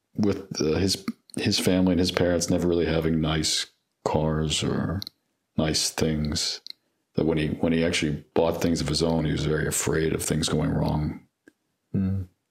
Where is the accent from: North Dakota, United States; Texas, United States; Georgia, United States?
Georgia, United States; LaGrange; now in Atlanta, United States; I grew up in LaGrange